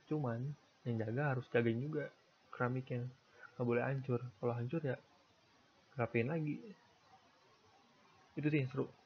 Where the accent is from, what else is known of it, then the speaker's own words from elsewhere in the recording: Tangerang, Banten, Indonesia; born there; ya Rabu gue lahir hari Rabu di Tangerang kalau nggak salah di bidan Mensuri